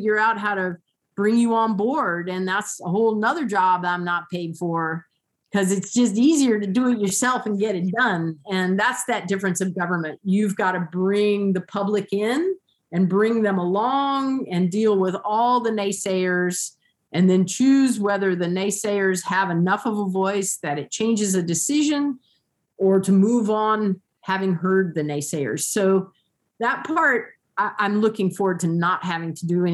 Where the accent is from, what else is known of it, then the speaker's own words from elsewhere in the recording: Columbia, South Carolina, United States; moved away as an adult; now in Mosier, United States; I was born and raised in Columbia, South Carolina.